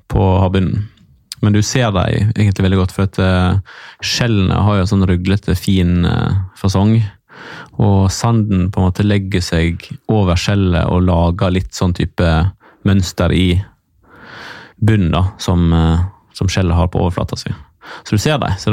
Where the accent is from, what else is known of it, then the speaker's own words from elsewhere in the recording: Måløy, Vestland, Norway; now in Eastern Norway; hjemme i Måløy, der yeah. som jeg er fra.